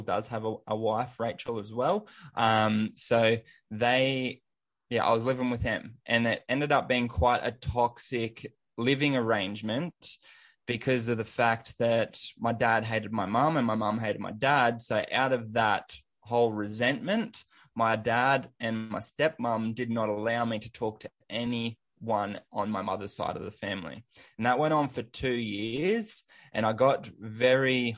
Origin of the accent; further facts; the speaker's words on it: Sunshine Coast, Queensland, Australia; Growing up, I grew up on the Sunshine Coast